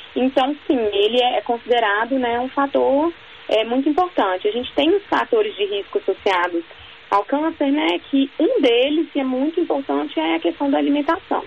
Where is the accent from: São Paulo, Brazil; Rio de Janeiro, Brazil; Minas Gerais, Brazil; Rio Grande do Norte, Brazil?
Minas Gerais, Brazil; eu sou de Minas